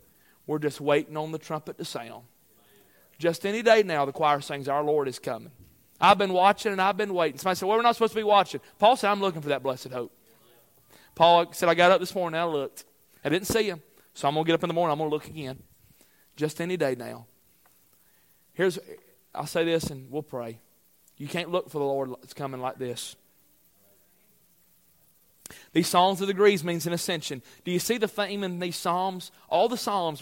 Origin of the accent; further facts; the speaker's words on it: United States; I'm an American citizen